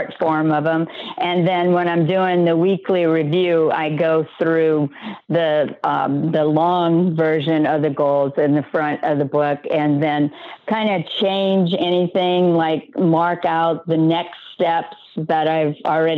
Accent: South Louisiana, United States; now in Orlando, United States; I am from originally South Louisiana

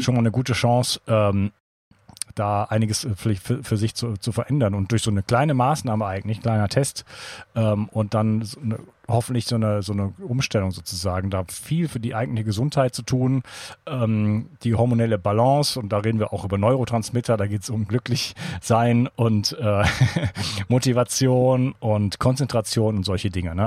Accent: Germany; als Deutscher

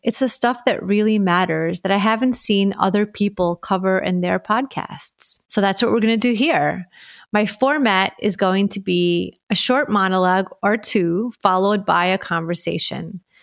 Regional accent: New York City, New York, United States; moved away as an adult; also born or lived in Soviet Union; now in South Florida, United States; I was born in the Soviet Union and grew up in Brooklyn, New York

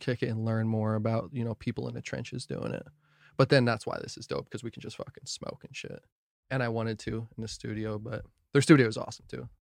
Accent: New Jersey, United States; now in Kansas, United States; I'm from Jersey

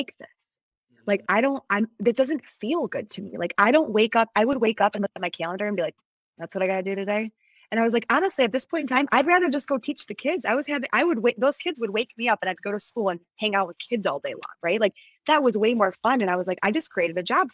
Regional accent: Midwest, United States; I was from the Midwest

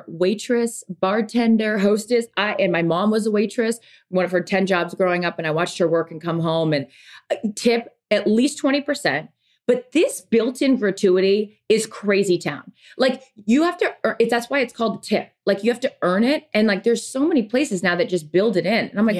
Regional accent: Washington, United States; growing up on the West Coast, no, we had lakes. I mean, growing up in Washington, we lived on lakes. Like that was our thing, freshwater lakes.

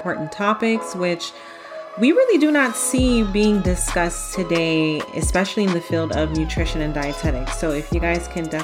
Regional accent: Jamaica; now in United States; I'm an immigrant as well. You guys know that I'm from Jamaica.

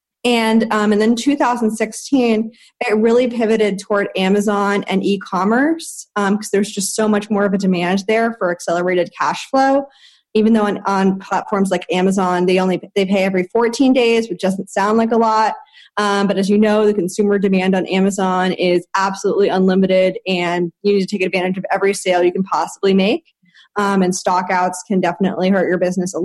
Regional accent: Wilmington, Delaware, United States; also born or lived in Syracuse, New York; now in New York City, United States; I'm originally from Wilmington, Delaware

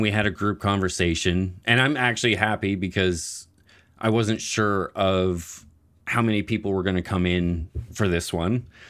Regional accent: Nova Scotia, Canada; I am from Nova Scotia

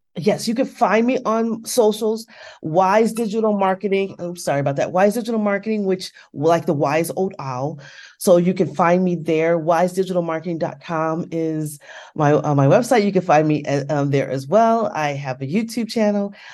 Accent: United States; here in the States

